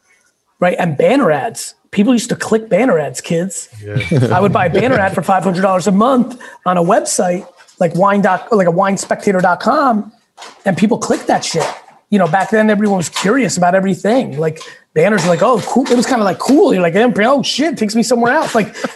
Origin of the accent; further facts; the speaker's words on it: Queens, New York, United States; also born or lived in Russia; came to this country with nothing. I was born in Russia, lived in a studio in Queens with like 8 family members. Like, I grew up rugged.